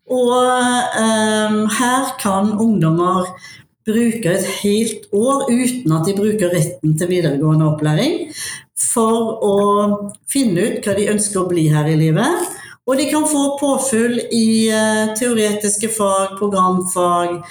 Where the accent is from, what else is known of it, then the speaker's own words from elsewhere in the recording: Haugesund, Rogaland, Norway; now in Mjøndalen, Norway; Eh, jeg er opprinnelig fra Haugesund, jeg bor i Mjøndalen